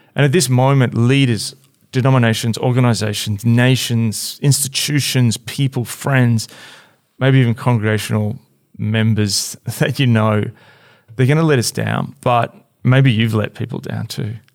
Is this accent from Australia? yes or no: yes; Australia; as an Australian